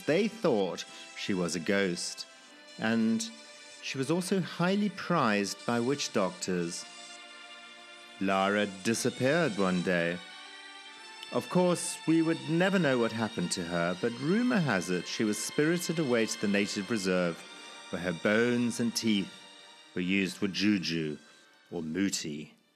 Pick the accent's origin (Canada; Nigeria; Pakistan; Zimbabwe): Zimbabwe; born or raised there